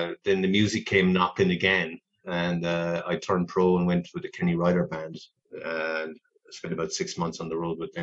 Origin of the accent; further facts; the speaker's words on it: Clonmel, Munster, Ireland; moved away as an adult; also born or lived in California, United States; now in Denver, United States; I grew up in Bridge Street